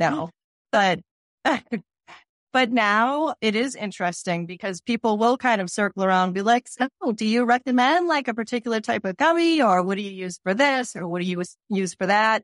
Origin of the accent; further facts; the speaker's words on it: Cambridge, Massachusetts, United States; moved away as an adult; Cambridge, and I've grown up here, and I lived in other places and came back